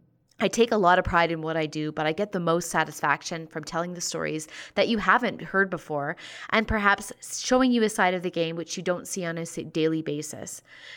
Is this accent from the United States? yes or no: no; Cochrane, Alberta, Canada; now in Calgary, Canada; I grew up in Cochrane, Alberta before moving to Calgary to take my journalism education at the Southern Alberta Institute of Technology.